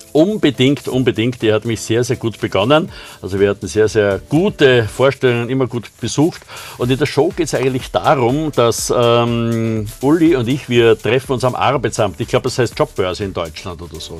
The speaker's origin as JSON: {"language": "German", "country": "Austria", "said": "bei uns in Österreich"}